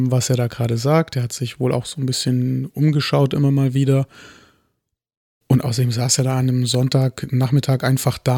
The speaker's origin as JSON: {"language": "German", "country": "Germany", "said": "Ich bin Deutscher, ich trinke"}